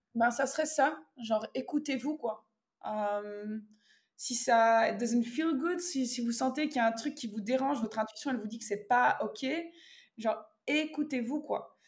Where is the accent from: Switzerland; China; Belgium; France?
Belgium; moved away as an adult